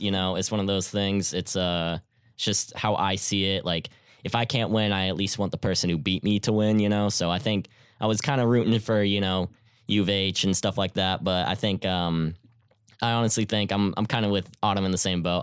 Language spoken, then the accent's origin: English; Houston, Texas, United States; I'm from Houston